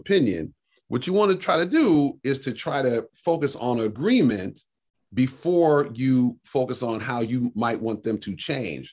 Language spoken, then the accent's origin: English; Detroit, Michigan, United States; I grew up raised in Detroit